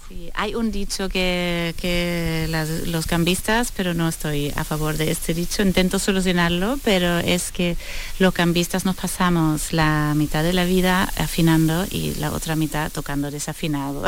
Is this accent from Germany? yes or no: yes; Northern Germany, Germany; Spanish is a second language; now in Seville, Spain; Yo soy del norte de Alemania, cerca de Bremen, de donde vienen los músicos de Bremen